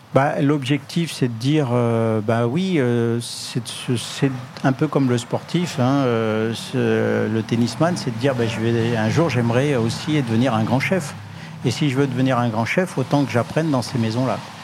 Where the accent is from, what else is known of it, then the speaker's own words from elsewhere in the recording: Le Puy-en-Velay, Auvergne-Rhône-Alpes, France; moved away; c'est le nom ancien euh, de ma ville natale, le Puy-en-Velay